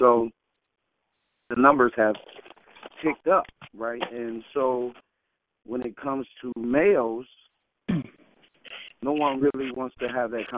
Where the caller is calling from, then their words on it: Detroit, Michigan, United States; Detroit, Michigan.